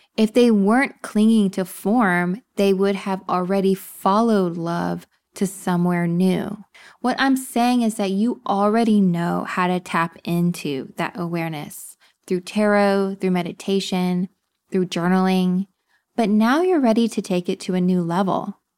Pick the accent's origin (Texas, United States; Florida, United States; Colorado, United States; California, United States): Texas, United States; also born or lived in upstate New York; now in New York, United States; I'm from Texas.